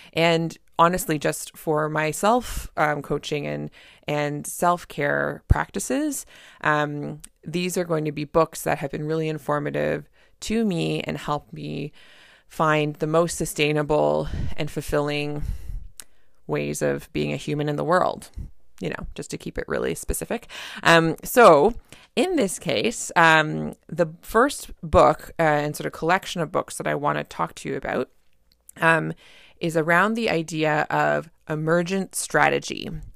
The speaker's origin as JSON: {"language": "English", "country": "Canada", "said": "I'm a Canadian family physician"}